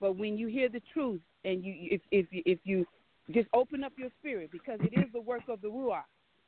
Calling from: Anchorage, Alaska, United States; I am actually calling from Anchorage, Alaska.

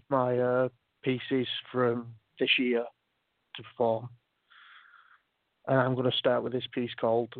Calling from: Wales, United Kingdom; I'm in Wales in the UK and it's 19 minutes past 3 in the morning.

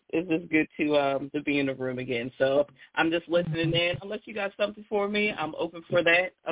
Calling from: Maryland, United States; I'm from Maryland.

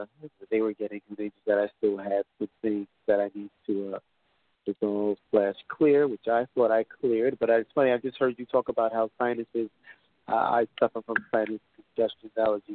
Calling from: New York, United States; from New York.

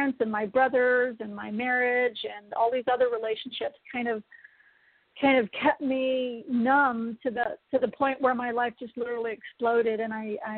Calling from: San Diego, California, United States; I'm calling in from sunny San Diego, California.

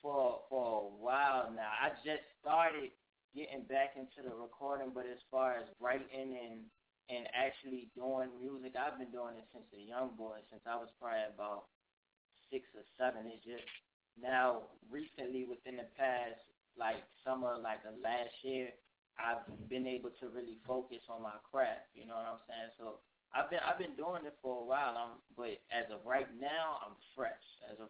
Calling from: Richmond, Virginia, United States; I'm calling straight from Richmond, Virginia, live in the heart of the city. 804, we here.

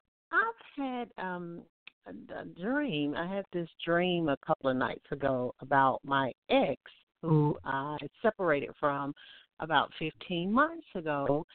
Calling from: Alabama, United States; I'm calling from Alabama.

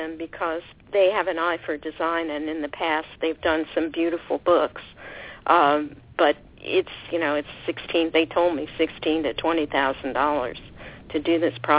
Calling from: Lake Forest, California, United States; Yes, I'm calling from Orange County, from Lake Forest, California.

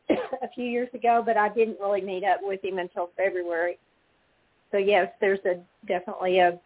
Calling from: Texas, United States; I'm calling from Texas.

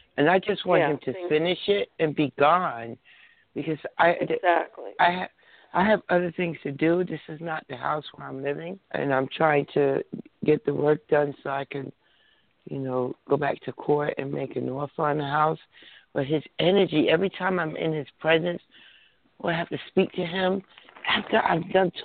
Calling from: New Jersey, United States; New Jersey.

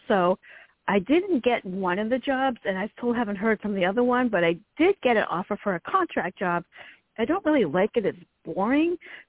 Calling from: Virginia, United States; From Virginia.

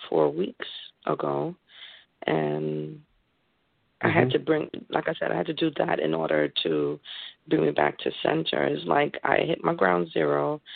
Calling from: Connecticut, United States; I'm calling in from Connecticut.

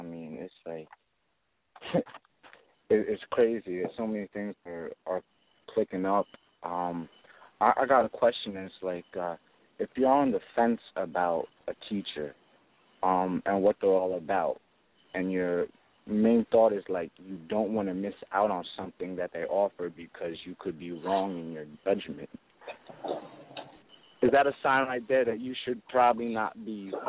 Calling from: Highland, New York, United States; I'm coming in from Highland, New York.

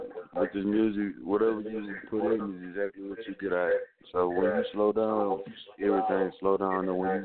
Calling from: Houston, Texas, United States; Houston, Texas.

